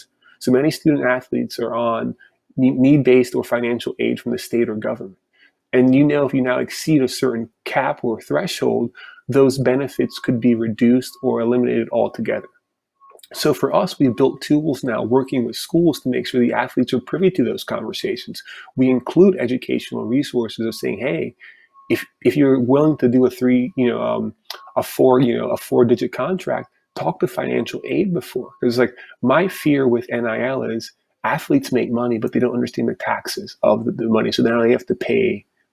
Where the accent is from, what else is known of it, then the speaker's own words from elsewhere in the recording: Florida, United States; a Division II or Division III school in my home state of Florida